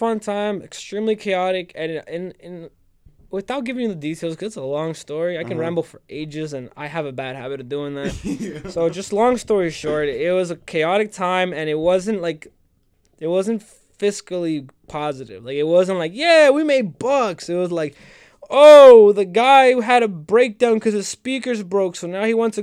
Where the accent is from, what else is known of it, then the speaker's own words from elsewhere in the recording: West New York, New Jersey, United States; moved away as an adult; also born or lived in New Brunswick, New Jersey; I'm originally from West New York.